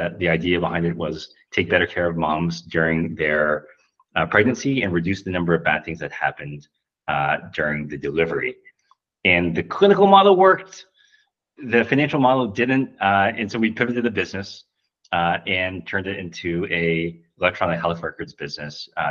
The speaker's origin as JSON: {"language": "English", "region": "Ohio", "country": "United States", "tie": "born or raised there", "moved": "yes"}